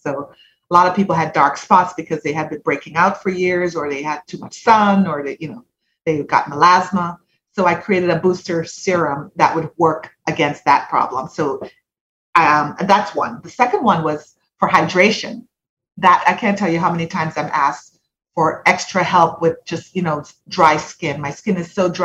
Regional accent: Jamaica; moved away as an adult; now in United States; So I'm Jamaican born. I went all the way through high school in Jamaica

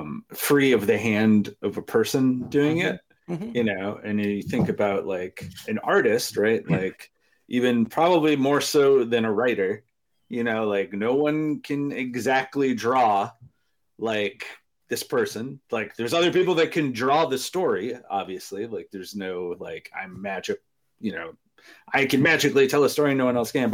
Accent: Wisconsin, United States; I'm from Wisconsin. I know how this goes.

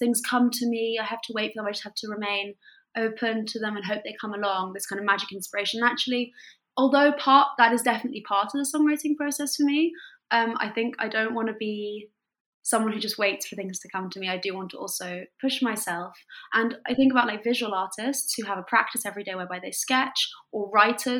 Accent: France; moved away; I wanted to use my French because I grew up in France and I'm bilingual

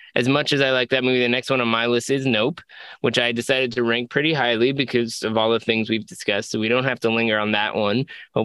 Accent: Houston, Texas, United States; I was born in Houston and my dad worked at NASA

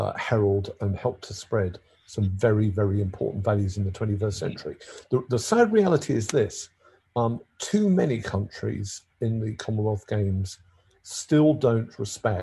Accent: London, United Kingdom; I am a Londoner

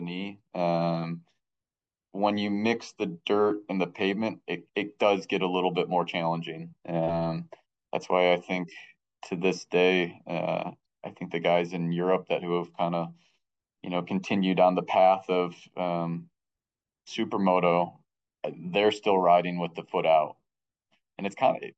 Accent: Michigan, United States; I grew up in Michigan

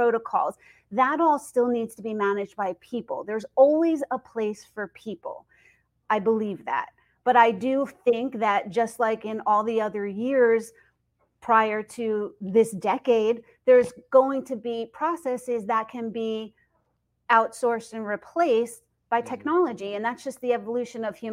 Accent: Northeast, United States; I'm from the Northeast

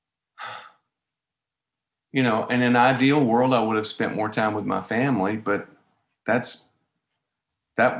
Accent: Nashville, Tennessee, United States; accent: Southern; I grew up in Nashville, and I grew up playing

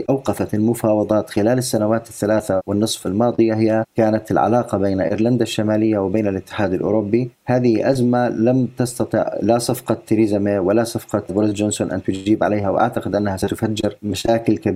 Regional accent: United Kingdom; يعني أنا كبريطاني مثلا أخرج اليوم وأذهب من بريطانيا إلى أقصى أوروبا بدون أن أتوقف على أي حدود

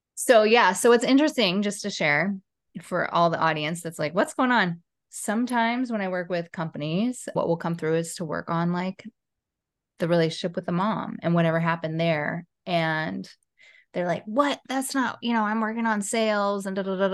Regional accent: Portland, Oregon, United States; now in Los Angeles, United States; I'm from Portland, Oregon

